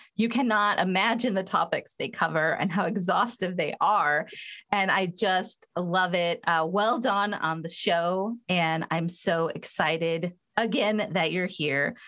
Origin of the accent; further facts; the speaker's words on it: Southern California, United States; I'm from Southern California